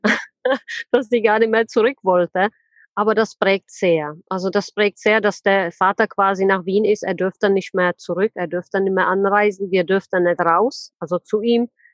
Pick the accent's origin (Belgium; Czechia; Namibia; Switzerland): Czechia; also born or lived in Plzeň, Czech Republic / Karlovy Vary, Czech Republic; now in Germany; ich bin in Tschechien geboren, in wunderschönen Pilzen. Das ist ja der Bierstadt, kennt ja wahrscheinlich ja. jeder. Bin dann in äh, Karlsbad groß geworden